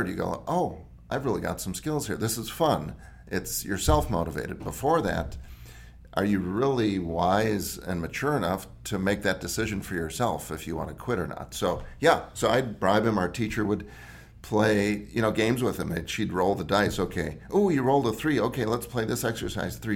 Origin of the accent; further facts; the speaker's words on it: Wisconsin, United States; I grew up in the Midwest, Wisconsin